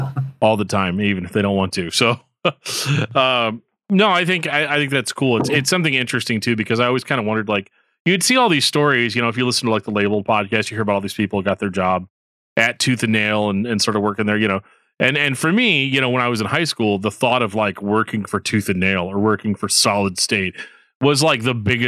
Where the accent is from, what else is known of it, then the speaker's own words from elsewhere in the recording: Missouri, United States; I'm from Missouri